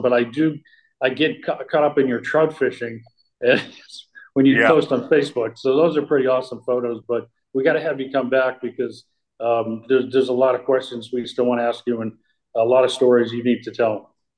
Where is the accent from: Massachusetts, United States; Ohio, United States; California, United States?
Massachusetts, United States; North Reading; growing up in New England at Hillview Country Club